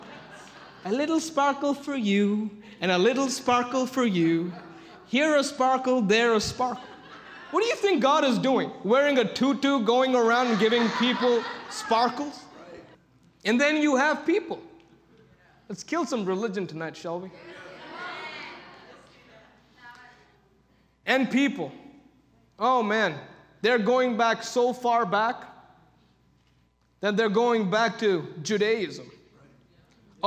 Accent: India; I come from India.

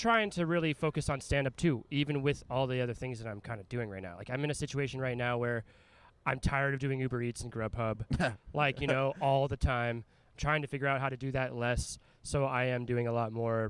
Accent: Arizona, United States; also born or lived in Anaheim, California; I'm born and raised Arizona. I would say I would consider myself just a West Coast guy. I lived in California, like in Orange County when I was younger, in Anaheim, grew up there. But I'm an Arizona guy.

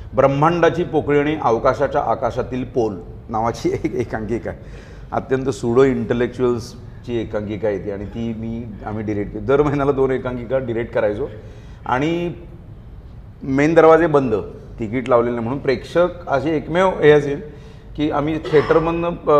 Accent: Kolhapur, Maharashtra, India; मी मूळचा कोल्हापूरचा

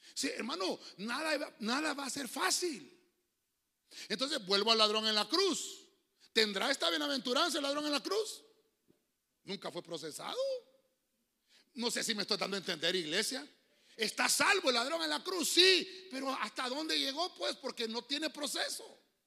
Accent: Honduras; nací en Honduras

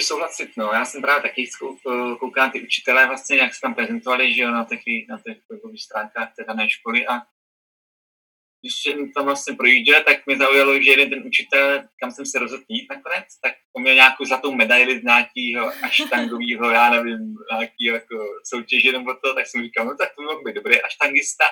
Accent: Czechia; narodil jsem se třeba v Česku, jo, nějakou městečku a mám tady rodiče

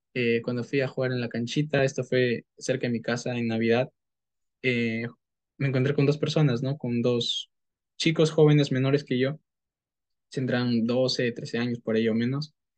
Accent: Peru; soy de Perú y soy marketer profesional

